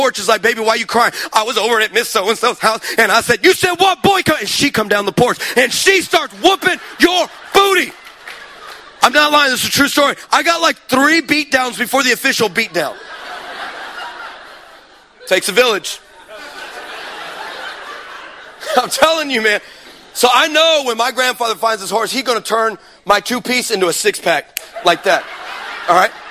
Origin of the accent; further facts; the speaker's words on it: Texas, United States; I'm from Texas.